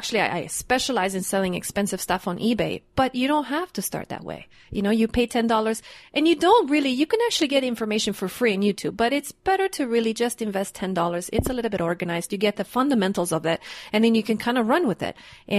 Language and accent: English; Canada; now in Mexico; I'm a Canadian citizen and I make money in US and I live in Mexico.